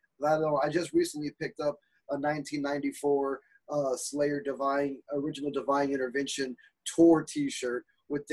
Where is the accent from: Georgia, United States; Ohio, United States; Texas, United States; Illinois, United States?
Texas, United States; as a Texan